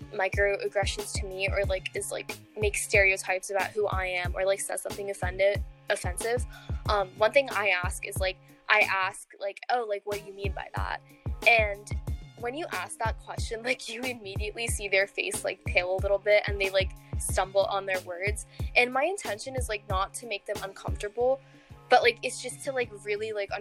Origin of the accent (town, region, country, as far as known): Virginia, United States; also born or lived in Colorado